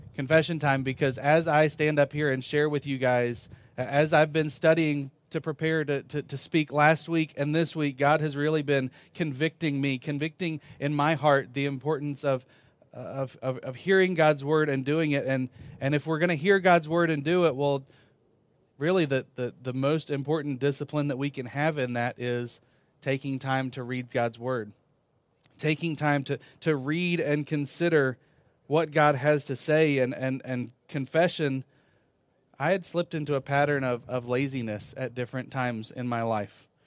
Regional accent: Virginia, United States; moved away as an adult; also born or lived in North Carolina; I was born in North Carolina, lived most of my life in Virginia

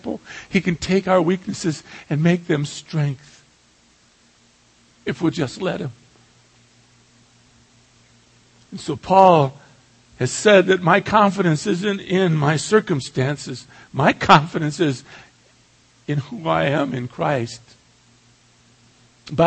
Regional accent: San Pedro, California, United States; moved away; back to my hometown of San Pedro

